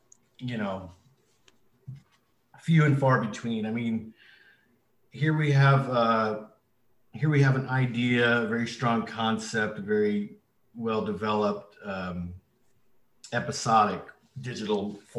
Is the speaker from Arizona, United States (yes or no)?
yes; Arizona, United States; also born or lived in Colorado River Indian Tribes; I'm originally from the Colorado River Indian tribes in Southwest Arizona. I'm Native American and of Hopi descent.